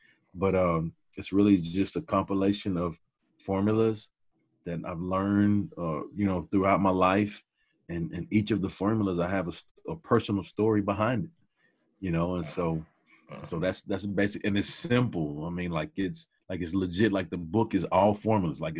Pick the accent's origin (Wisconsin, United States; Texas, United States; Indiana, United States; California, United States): Texas, United States; Hearne; moved away as an adult; also born or lived in Dallas, Texas; we moved back to my mom's hometown of Hearn. And that's where I grew up